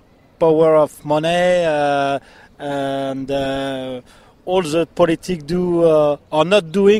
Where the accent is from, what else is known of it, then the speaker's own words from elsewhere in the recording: France; I come from France, world champion of soccer.